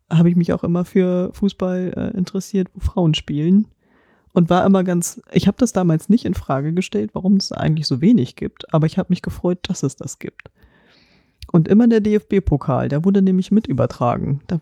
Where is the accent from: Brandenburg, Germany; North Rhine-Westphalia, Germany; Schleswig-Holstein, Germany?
Brandenburg, Germany; Potsdam; born there; Ich bin gebürtige Potsdamerin, also bin ich Turbine Potsdam-Fan.